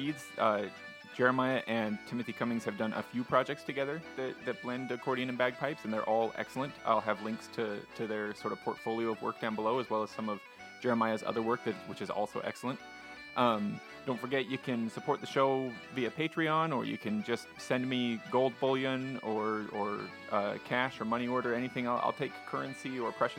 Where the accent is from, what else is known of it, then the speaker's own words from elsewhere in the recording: Utah, United States; I grew up here in Utah